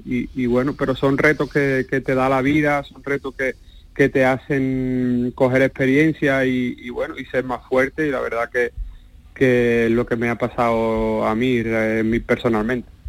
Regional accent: Seville, Andalusia, Spain; moved away as an adult; also born or lived in Toronto, Canada / Miami, United States; now in Turkey; soy soy de Sevilla, mi familia pues es muy apegada al Betis

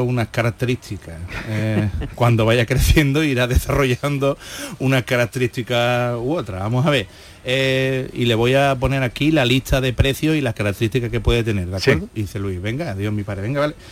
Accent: Jerez de la Frontera, Andalusia, Spain; nací en una, eh, en una clínica aquí en Jerez

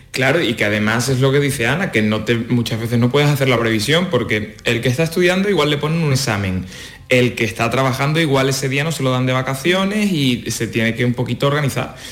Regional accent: Cádiz, Andalusia, Spain; now in Madrid, Spain; yo que soy de Cádiz

